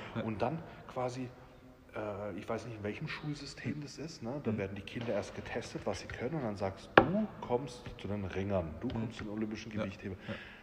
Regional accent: Rastatt, Baden-Württemberg, Germany; ich bin in Rastatt geboren und aufgewachsen

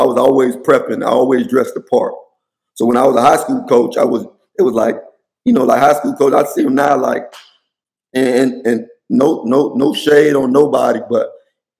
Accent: Miami, Florida, United States; now in Washington, D.C. area, United States; I'm from Miami. We played on double rims in middle school

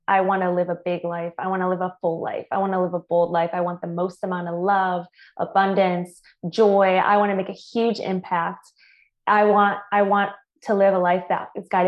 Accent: Michigan, United States; moved away; also born or lived in Tampa, Florida / San Diego, California; I'm originally from Michigan

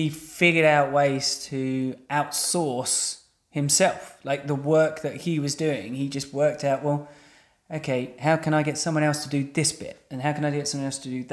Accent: England, United Kingdom; we're English, right? So we're, as English people, we've kind of grown up in this institution

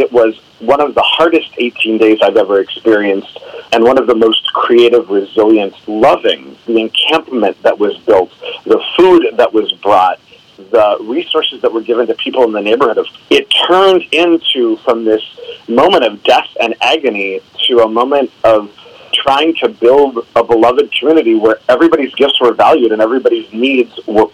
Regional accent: Minnesota, United States; I grew up here in Minnesota in the 70s and 80s out in the suburbs

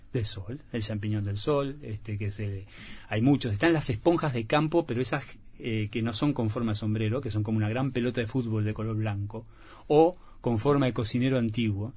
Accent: Valle Edén, Tacuarembó, Uruguay; tenía los recuerdos de mi infancia en Valledén, en Agua Dulce

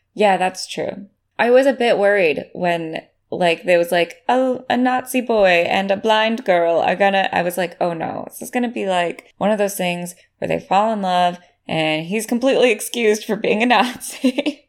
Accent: United States; as an American who had to pledge allegiance to the flag every day

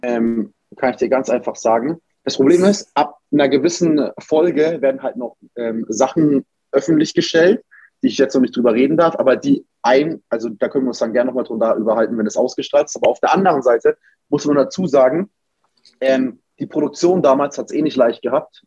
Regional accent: Nuremberg, Bavaria, Germany; moved away as an adult; also born or lived in Cologne; ich komme ja aus Nürnberg

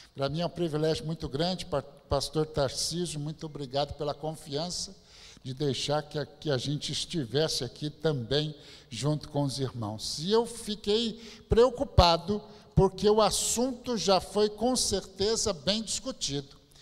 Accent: São Bernardo do Campo, São Paulo, Brazil; eu nasci mesmo em São Bernardo do Campo

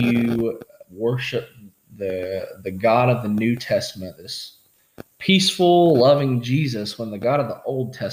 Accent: Pike County, Kentucky, United States; also born or lived in Lexington, Kentucky; I grew up in Pike County, grew up on Coon Creek

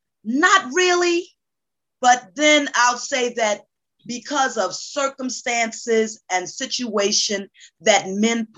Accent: Newark, New Jersey, United States; now in Georgia, United States; I am originally from Newark, New Jersey, relocated to the state of Georgia. I'm a Jersey girl in a Georgia world.

